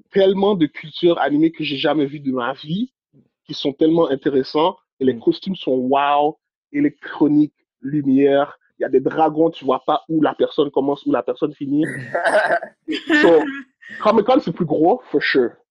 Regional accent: Haiti; now in Canada; je suis né en Haïti

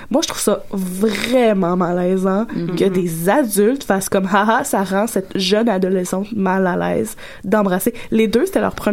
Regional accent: Gatineau, Quebec, Canada; mais oui, surprise, gang, je viens

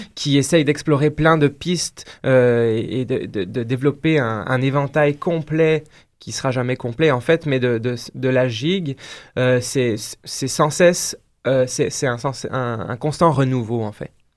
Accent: France; moved away as an adult; now in Quebec, Canada; je viens de la France, donc là j'ai pratiqué la danse traditionnelle là-bas en France

